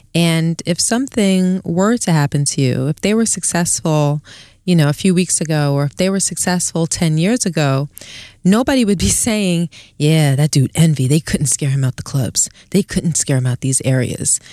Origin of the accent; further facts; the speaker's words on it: New York City, New York, United States; also born or lived in Queens, New York; I grew up in East Flatbush, Brooklyn